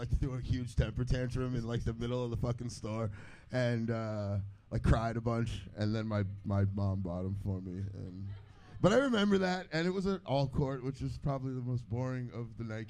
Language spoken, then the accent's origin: English; Miami, Florida, United States; I grew up in Miami.